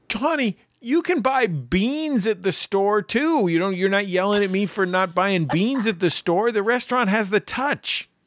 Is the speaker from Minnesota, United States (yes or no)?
no; San Francisco, California, United States; moved away; I was born in San Francisco and lived there for quite some time.